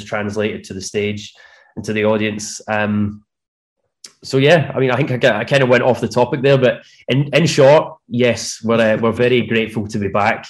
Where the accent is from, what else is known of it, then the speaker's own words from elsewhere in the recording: Scotland, United Kingdom; from north of the border